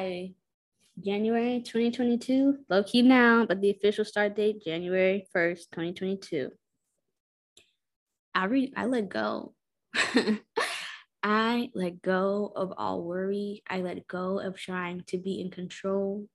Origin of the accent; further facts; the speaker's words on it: Houston, Texas, United States; I'm from Houston, Texas. I'm from the burbs of Houston, Texas.